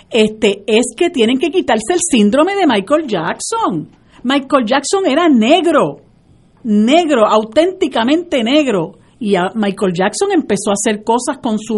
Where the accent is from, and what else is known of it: Puerto Rico